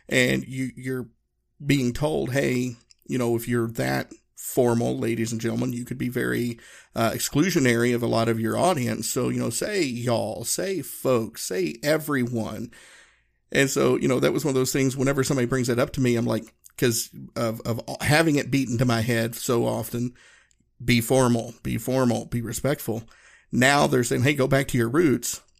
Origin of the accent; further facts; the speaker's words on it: the South, United States; I grew up in the South. We said y'all and folks, and it was very kind of informal.